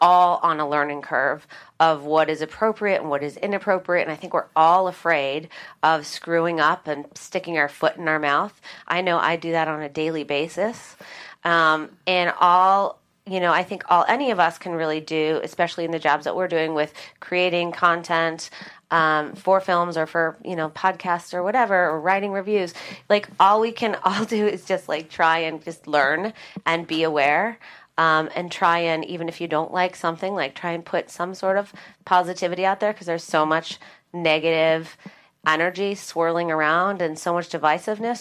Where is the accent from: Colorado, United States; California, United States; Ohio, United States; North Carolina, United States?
Colorado, United States; Vail; moved away; I grew up in Vail, Colorado, and I was one of two girls in my graduating class